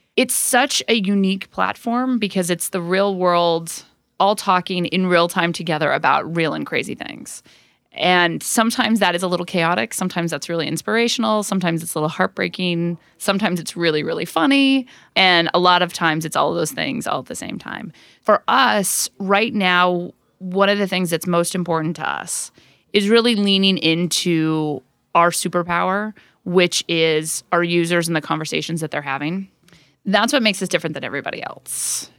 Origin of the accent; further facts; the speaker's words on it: Orem, Utah, United States; moved away; I grew up in Orem, Utah, which is a tiny conservative town in a very conservative state